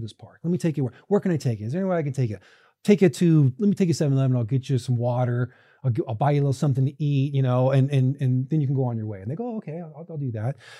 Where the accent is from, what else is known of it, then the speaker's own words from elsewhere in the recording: Orange County, California, United States; I was a kid from Orange County